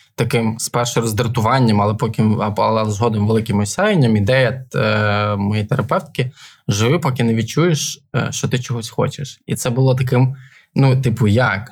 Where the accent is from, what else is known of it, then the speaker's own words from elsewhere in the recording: Ivano-Frankivsk, Ivano-Frankivsk Oblast, Ukraine; now in Kyiv, Ukraine; в Івано-Франківську, це теж моє рідне місто